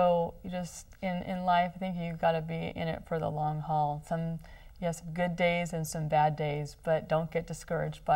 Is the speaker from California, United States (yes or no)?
yes; Long Beach, California, United States; This is my hometown, where I was born, where I went to school